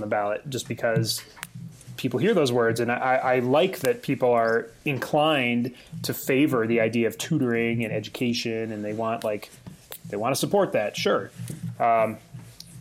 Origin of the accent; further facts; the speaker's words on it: South Dakota, United States; now in Colorado, United States; My home state of South Dakota